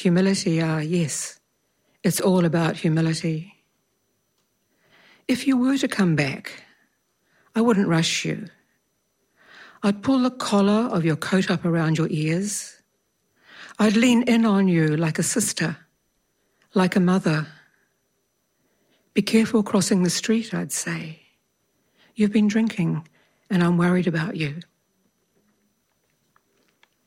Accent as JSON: {"language": "English", "town": "Alexandra", "region": "Otago", "country": "New Zealand", "tie": "born or raised there", "said": "I was born in Alexandra"}